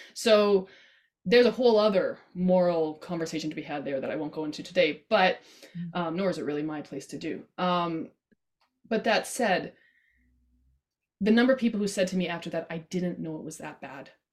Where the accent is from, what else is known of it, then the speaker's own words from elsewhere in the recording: Canada; I love being Canadian and I'm proud